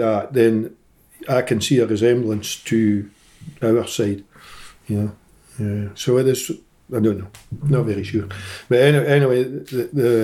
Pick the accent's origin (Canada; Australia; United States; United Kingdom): United Kingdom; Iona, Scotland; also born or lived in Greenock; from the island of Iona, and I suppose I've been here nearly 72 years